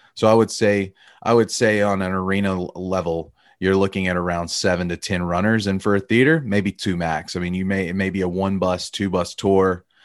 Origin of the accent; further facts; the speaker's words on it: Alabama, United States; I grew up in Alabama, a Bama boy.